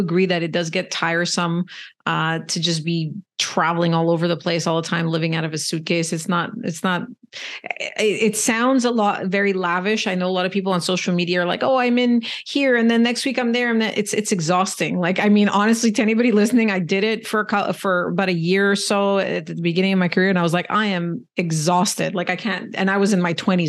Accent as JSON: {"language": "English", "country": "Canada", "said": "I'm Canadian"}